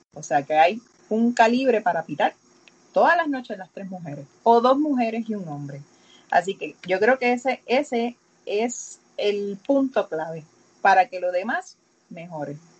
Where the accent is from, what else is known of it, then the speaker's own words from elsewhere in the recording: Aguada, Puerto Rico; yo soy de Aguada